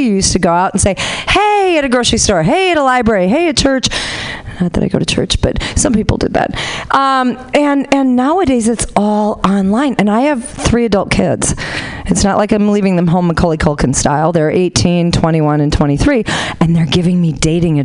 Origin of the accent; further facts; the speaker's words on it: Honolulu, Hawaii, United States; moved away as an adult; now in Sacramento, United States; I'm originally from Honolulu